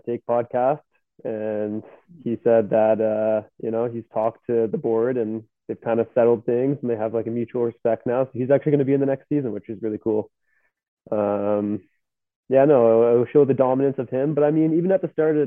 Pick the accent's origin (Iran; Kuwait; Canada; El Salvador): Canada; as a Canadian